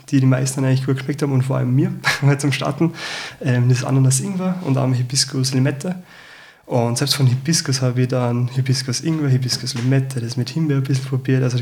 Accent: Salzburg, Austria; now in Vienna, Austria; ich bin Salzburger, bin jetzt seit vier Jahren in Wien

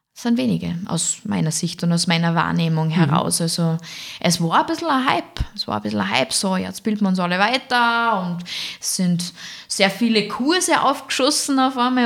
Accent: Fieberbrunn, Tyrol, Austria; moved away as an adult; now in Salzburg, Austria; aufgewachsen bin ich in Tirol, in der Nähe von Kitzbühel in Fieberbrunn.

